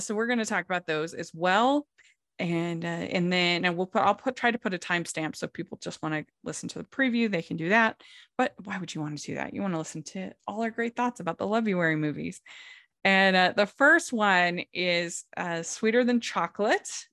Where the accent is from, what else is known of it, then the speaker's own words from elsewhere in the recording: Puerto Rico; I am from Puerto Rico.